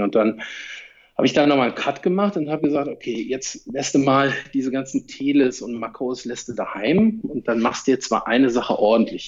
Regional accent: Cologne, North Rhine-Westphalia, Germany; moved away as an adult; Ich bin auch Kölner, habe jetzt 40 Jahre dort gewohnt

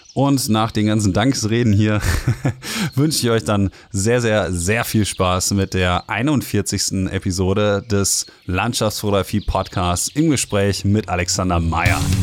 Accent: Ruhr area, North Rhine-Westphalia, Germany; ich komme ja aus dem Ruhrgebiet

